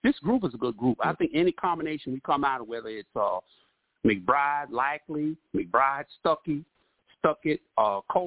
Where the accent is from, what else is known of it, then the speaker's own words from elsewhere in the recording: New York City, New York, United States; I'm from Brooklyn, New York